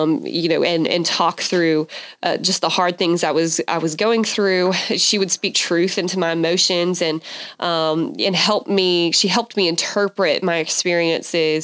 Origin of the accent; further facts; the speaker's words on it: Athens, Georgia, United States; moved away as an adult; now in Waco, United States; we had moved from my hometown of Athens, Georgia, to Waco, and I knew nobody